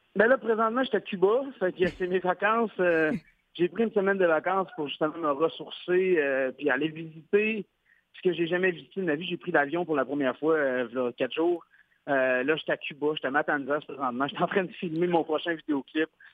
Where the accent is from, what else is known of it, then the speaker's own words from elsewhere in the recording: Quebec, Canada; je suis québécois.